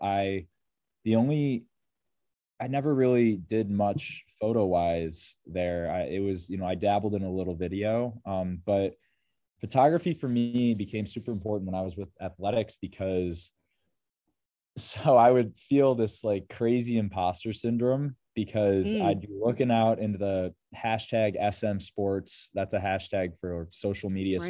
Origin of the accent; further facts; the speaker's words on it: Rochester, New York, United States; I am from Rochester, New York